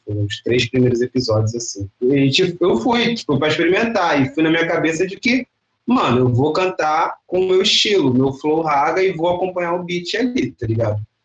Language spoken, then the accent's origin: Portuguese; Duque de Caxias, Rio de Janeiro, Brazil; Sou da Baixada Fluminense, cria de Caxias